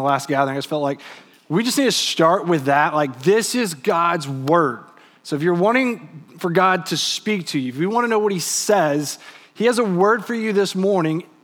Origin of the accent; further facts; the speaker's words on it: Texas, United States; also born or lived in England; I was from Texas